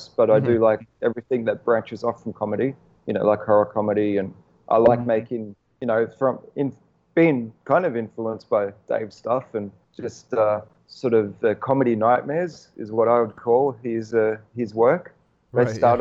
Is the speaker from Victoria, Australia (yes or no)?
yes; Melbourne, Victoria, Australia; moved away as an adult; now in Los Angeles, United States; We walk everywhere because we're from Melbourne, which is a walking city